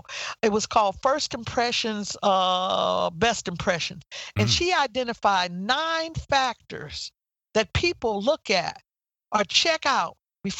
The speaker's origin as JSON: {"language": "English", "region": "Midwest", "country": "United States", "said": "Okay. I came from the Midwest and I came to Washington, D.C."}